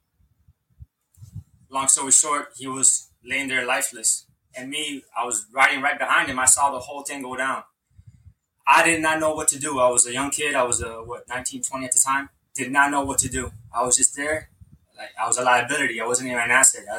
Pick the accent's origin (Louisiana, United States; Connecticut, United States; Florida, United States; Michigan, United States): Florida, United States; Hialeah; Growing up in Hialeah, we would have career day